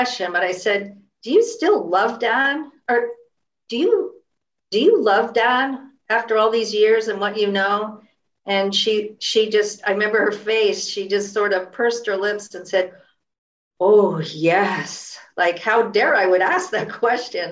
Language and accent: English; San Francisco Bay Area, California, United States; I grew up in the San Francisco Bay Area